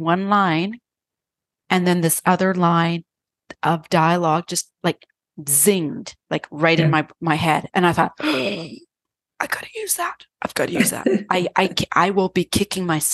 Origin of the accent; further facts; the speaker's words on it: Canada; we're Canadian.